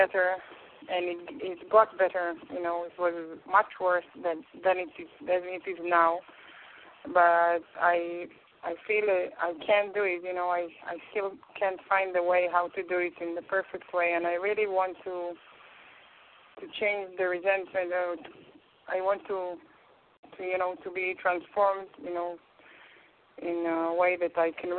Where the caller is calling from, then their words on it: Israel; English is a second language; I'm speaking from Israel.